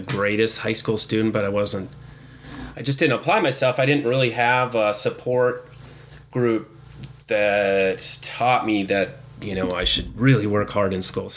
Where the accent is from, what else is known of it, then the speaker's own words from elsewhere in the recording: Superior, Wisconsin, United States; moved away as an adult; also born or lived in Texas; Born and raised in Superior, Wisconsin.